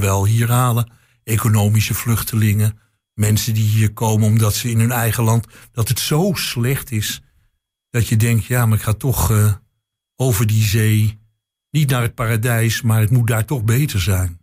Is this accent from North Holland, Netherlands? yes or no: yes; Amsterdam, North Holland, Netherlands; now in Enschede, Netherlands; als Amsterdammer